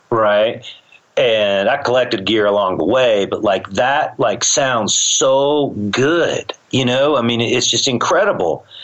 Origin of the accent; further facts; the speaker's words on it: the South, United States; you know, because I'm from the South, I'm not going to learn to play that.